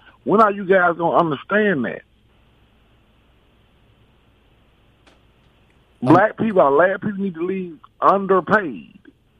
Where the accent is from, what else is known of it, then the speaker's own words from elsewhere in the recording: the South, United States; accent: southern lingo; Southern lingo. We all from the south, so we put different words out there. But yeah, we can speak English properly.